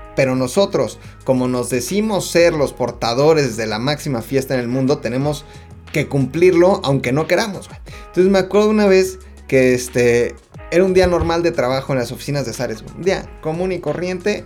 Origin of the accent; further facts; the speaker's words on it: Mexico; somos los mexicanos